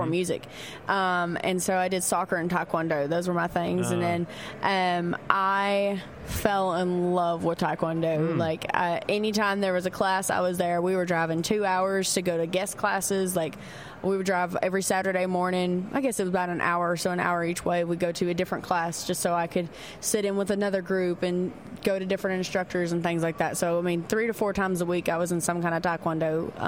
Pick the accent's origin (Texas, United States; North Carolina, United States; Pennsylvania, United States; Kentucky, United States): Kentucky, United States; I'm from Kentucky.